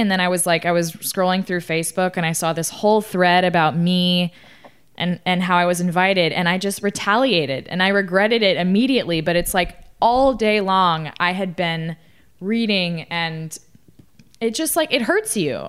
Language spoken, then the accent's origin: English; Austin, Texas, United States; I grew up in Austin, Texas